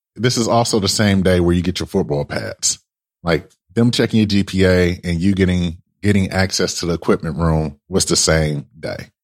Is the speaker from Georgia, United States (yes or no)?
no; Detroit, Michigan, United States; So I transferred to a school back home in Michigan, right? Well, you know, like I said, I'm from Michigan